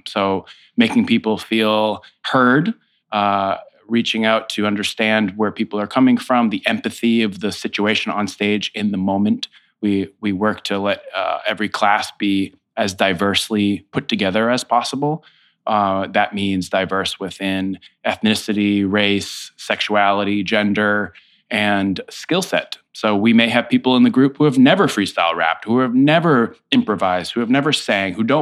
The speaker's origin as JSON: {"language": "English", "town": "Foxborough", "region": "Massachusetts", "country": "United States", "tie": "born or raised there", "also_born_or_lived": "Amherst, Massachusetts", "moved": "as an adult", "lives_now": "New York City, United States", "said": "I grew up in Foxborough, Massachusetts"}